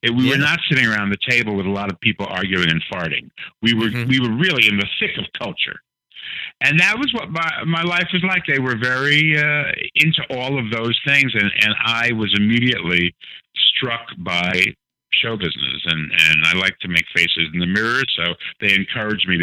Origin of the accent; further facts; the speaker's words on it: Paterson, New Jersey, United States; moved away; also born or lived in New York; I was born in New York, and at 4 days I was taken to Paterson, New Jersey